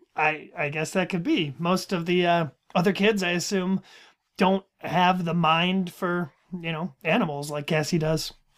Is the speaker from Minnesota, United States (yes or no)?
yes; Minnesota, United States; it's just kind of how it comes out when you're talking really fast. It's just, it's Minnesota